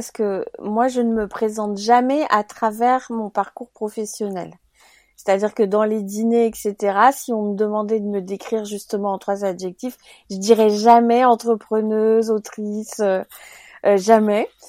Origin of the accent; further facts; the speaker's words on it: Cameroon; also born or lived in other African countries; j'ai grandi en Afrique alors je dis en Afrique parce que j'ai grandi dans plusieurs pays d'Afrique, euh, dont principalement le Cameroun.